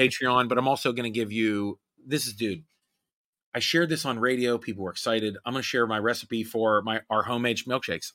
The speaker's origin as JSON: {"language": "English", "town": "Homestead", "region": "Pennsylvania", "country": "United States", "tie": "born or raised there", "said": "where I lived and grew up in Homestead"}